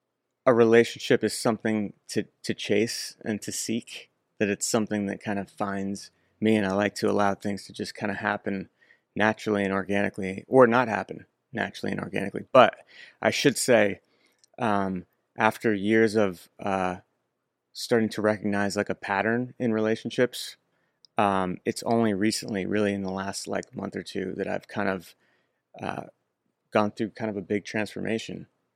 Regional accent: Wayne, New Jersey, United States; Originally Wayne, New Jersey.

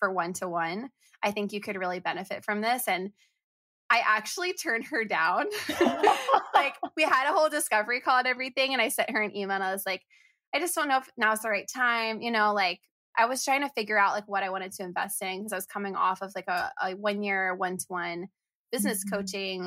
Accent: Florida, United States; moved away; we're both from Florida, have Florida in our histories

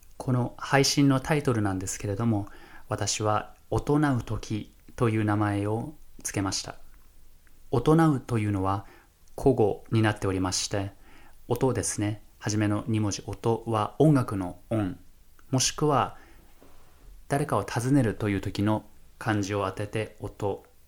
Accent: Fukushima, Japan; moved away as an adult; now in Minnesota, United States; 私は日本出身福島県の出身でして

